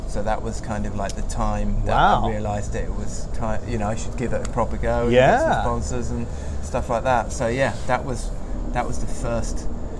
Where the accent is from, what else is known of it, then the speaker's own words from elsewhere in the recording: Sheffield, Yorkshire and the Humber, United Kingdom; also born or lived in Halifax / Cornwall; that's where I was born in Halifax, then moved to Sheffield, and then moved to Cornwall